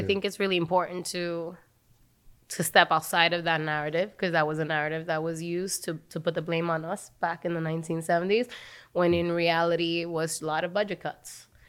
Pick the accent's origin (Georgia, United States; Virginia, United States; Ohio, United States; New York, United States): New York, United States; As a New Yorker